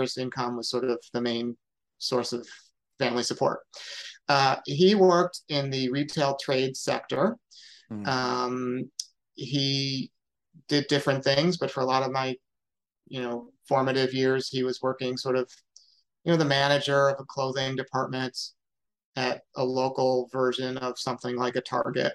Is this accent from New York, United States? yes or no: yes; Syracuse, New York, United States; also born or lived in DeWitt, New York; now in Massachusetts, United States; So I am from Syracuse, New York. I actually, my family lived in the city of Syracuse for the first 5 or 6 years of my life. And then we moved to a suburb called DeWitt